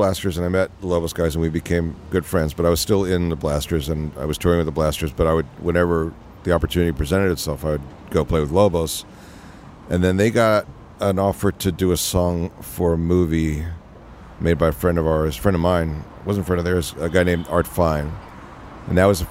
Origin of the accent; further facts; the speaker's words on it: Philadelphia, Pennsylvania, United States; moved away as an adult; also born or lived in Los Angeles; when I was growing up in Philly